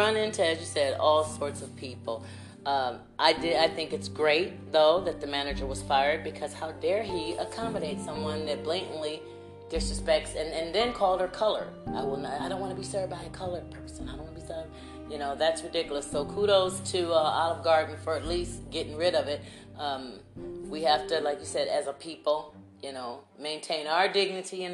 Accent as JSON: {"language": "English", "region": "Ohio", "country": "United States", "moved": "yes", "lives_now": "Indiana, United States", "said": "I'm from Ohio, and when I came down here"}